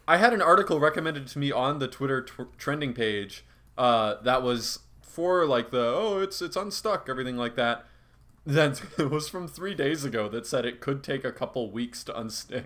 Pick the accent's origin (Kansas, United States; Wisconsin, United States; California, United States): Wisconsin, United States; Reedsburg; I'm from Reedsburg, and I've never heard anyone use Tony